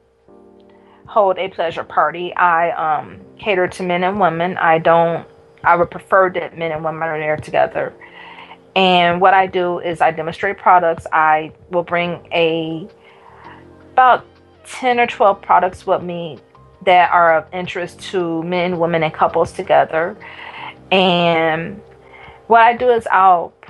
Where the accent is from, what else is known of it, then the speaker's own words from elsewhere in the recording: Detroit, Michigan, United States; From Detroit. I wasn't born in Detroit, but I call Detroit home and have called it home since I was a child